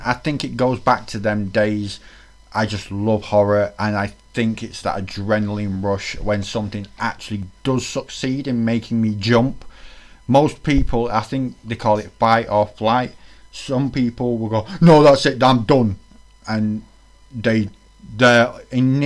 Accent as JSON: {"language": "English", "area": "Greater Manchester", "region": "North West England", "country": "United Kingdom", "said": "I'm from Greater Manchester"}